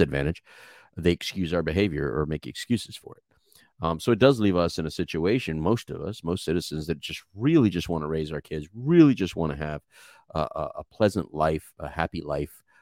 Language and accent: English; Texas, United States; People always trying to figure out my accent. And then I say I'm from Texas